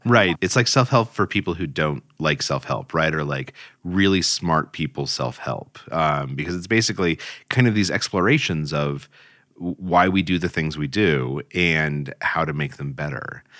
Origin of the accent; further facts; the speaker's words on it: Albuquerque, New Mexico, United States; moved away as an adult; also born or lived in Cairo / East Coast; I grew up in Albuquerque, New Mexico, and then left to go to college on the East Coast